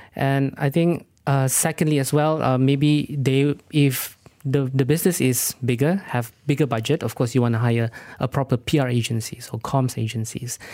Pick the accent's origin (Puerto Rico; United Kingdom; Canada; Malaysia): Malaysia; Sabah; I'm actually from Sabah